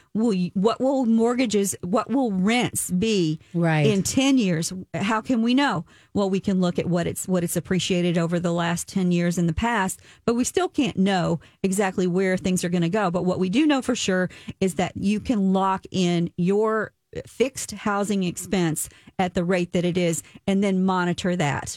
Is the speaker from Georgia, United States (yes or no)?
no; Kentucky, United States; I'm from Kentucky.